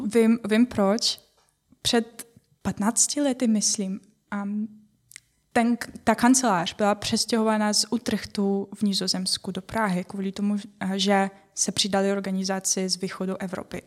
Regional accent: Ukraine; Czech is a second language; moved away as an adult; now in Czech Republic; Já jsem z Ukrajiny a přestěhovala jsem se kvůli partnero, partnerovi.

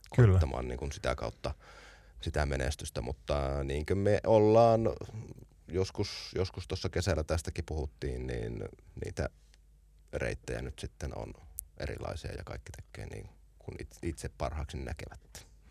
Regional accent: Oulu, North Ostrobothnia, Finland; meillä Oulussa silloin

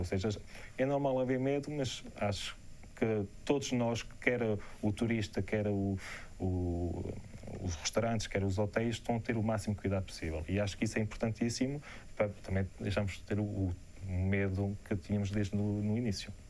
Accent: Portugal; quando digo que sou de Portugal

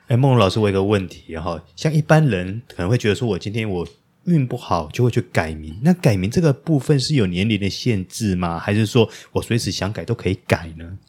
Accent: Taiwan; 我们台湾人

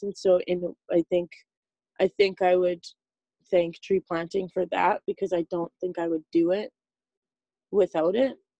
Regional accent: Saskatchewan, Canada; moved away as an adult; now in British Columbia, Canada; I'm from Saskatchewan.

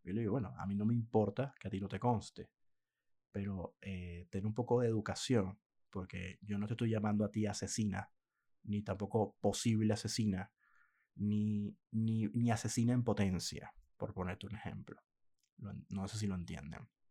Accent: Venezuela; moved away as an adult; now in Argentina; Yo que soy venezolano, aunque ya no vivo en Venezuela desde hace muchos años

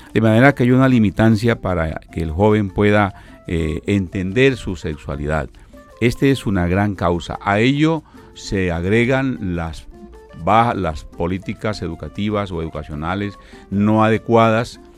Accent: Colombia; parte de nuestra educación eh, eh, holística como, colombianos y como personas

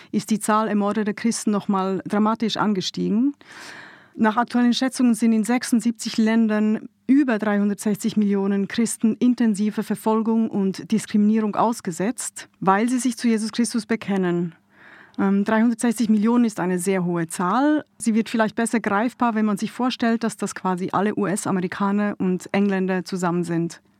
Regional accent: Switzerland; now in Munich, Germany; Ich lebe seit äh, Juli 15 hier in München. Ich bin ursprünglich aus der Schweiz, wird man sicher im einen oder anderen Satz auch hören dann.

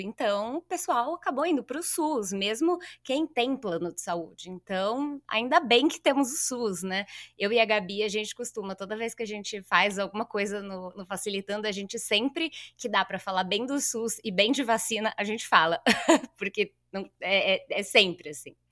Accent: São Bernardo do Campo, São Paulo, Brazil; eu sou de São Bernardo, nascida e criada

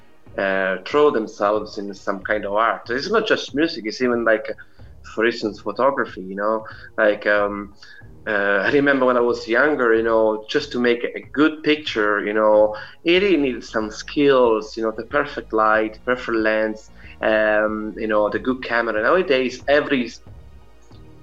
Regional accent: Italy; moved away as an adult; now in Ireland; I was born and raised in Italy. So I lived in Italy until I was 26. And then I moved here in Ireland

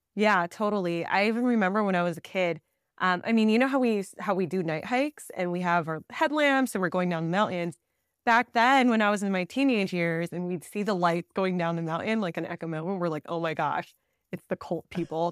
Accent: New Jersey, United States; now in Southern California, United States; I actually grew up in Jersey in the East Coast.

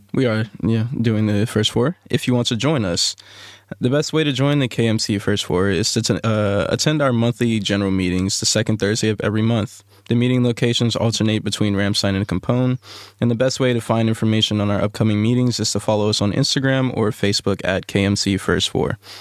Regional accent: New Orleans, Louisiana, United States; moved away; also born or lived in Texas; I'm from New Orleans, uh, Louisiana. Uh, moved around a little bit after Katrina

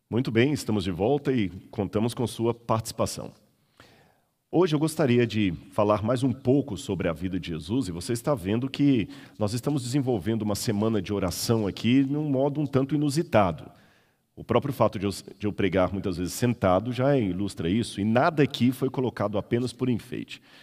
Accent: Minas Gerais, Brazil; moved away; also born or lived in São Paulo; Eu sou mineiro, não conhecia mar

